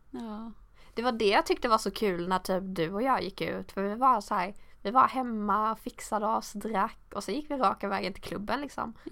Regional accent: Sweden; moved away as an adult; also born or lived in England

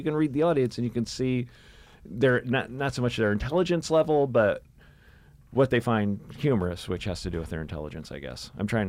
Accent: Memphis, Tennessee, United States; I'm from Memphis, Tennessee. We lived in a trailer.

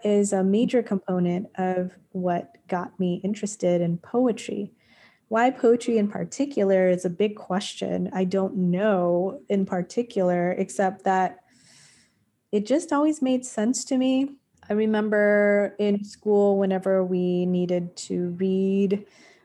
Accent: Long Beach, California, United States; moved away as an adult; also born or lived in Highland Park, Los Angeles; I grew up in Highland Park, which is in Northeast L.A. Then I grew up in Long Beach until I was 18. I moved when I was 10.

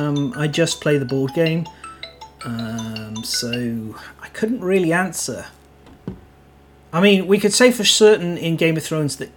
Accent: Wales, United Kingdom; They know full well I am from Cymru. I'm from Wales.

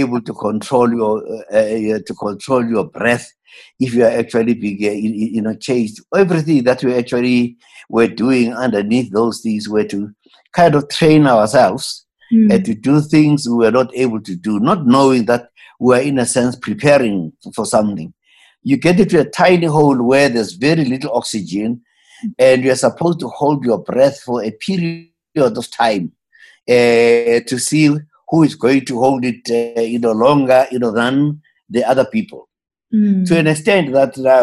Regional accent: Witbank, Mpumalanga, South Africa; also born or lived in Springs; I was born in Springs, but grew up, in Witbank, in the coal mining town of Witbank

